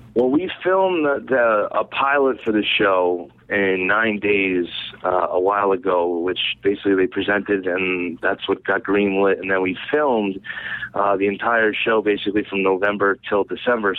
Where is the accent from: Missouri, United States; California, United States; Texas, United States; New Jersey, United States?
New Jersey, United States; moved away as an adult; now in Rhode Island, United States; I, I grew up in New Jersey. I moved to Rhode Island when I was 18. I'm 27 now, so I've been here almost 10 years